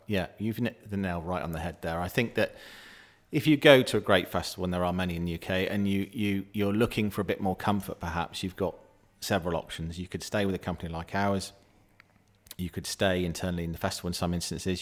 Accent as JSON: {"language": "English", "area": "Somerset", "region": "South West England", "country": "United Kingdom", "tie": "born or raised there", "said": "I'm a Somerset lad. I'm from Somerset and I grew up thankfully, with what I believe is probably the best festival in the world"}